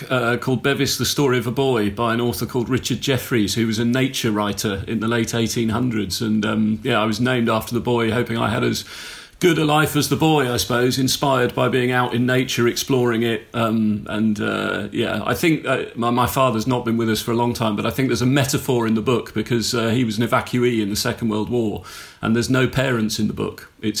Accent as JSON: {"language": "English", "region": "South East England", "country": "United Kingdom", "tie": "born or raised there", "said": "Mostly in Hampshire."}